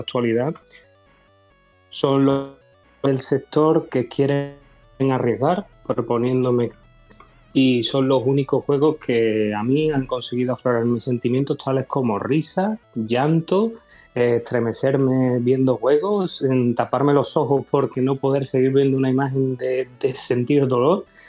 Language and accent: Spanish; Seville, Andalusia, Spain; Yo soy una persona española de Sevilla, del sur de...